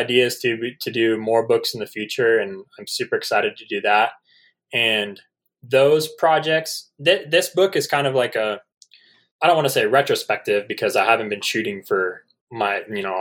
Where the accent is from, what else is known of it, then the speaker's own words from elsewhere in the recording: San Diego, California, United States; I'm from San Diego